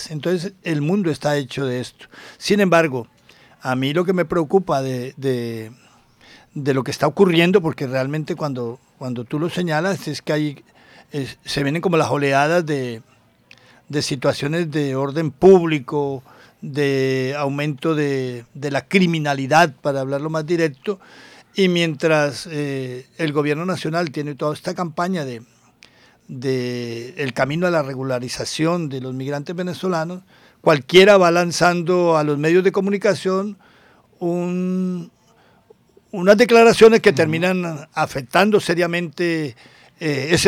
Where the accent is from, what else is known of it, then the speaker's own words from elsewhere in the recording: Colombia; ya en mi en mi mirada como colombiano fraterno, como eh, con la solidaridad que mantengo de, la condición humana